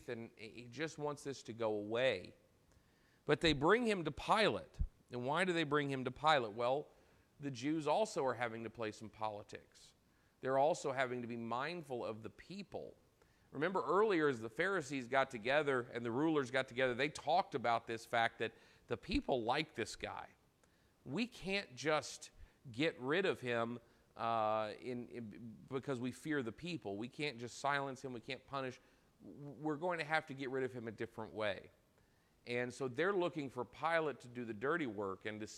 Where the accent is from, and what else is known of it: United States